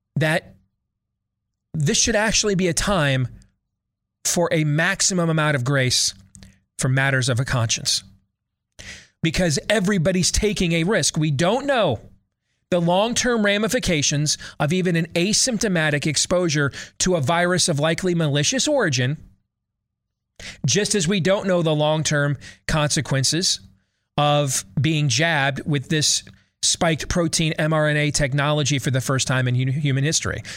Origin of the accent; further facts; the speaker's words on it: Iowa, United States; my home state of Iowa